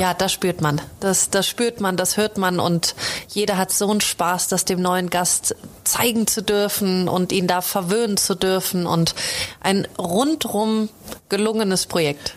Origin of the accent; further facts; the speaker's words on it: Germany; now in Austria; ich komme aus der Großstadt in Deutschland